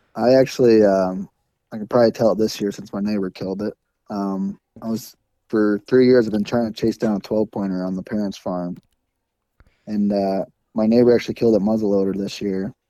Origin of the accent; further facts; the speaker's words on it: Iowa, United States; growing up in Iowa with the stigma